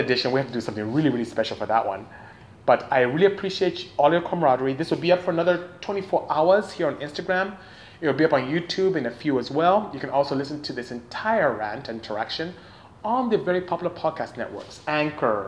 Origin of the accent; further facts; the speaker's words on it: Nigeria; moved away as an adult; I am from Nigeria, West Africa. Came here to go to school and ended up staying